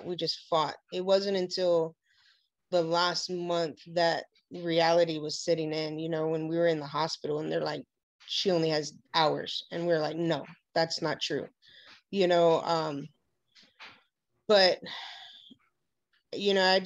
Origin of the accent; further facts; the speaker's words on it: Hawaii, United States; growing up in Hawaii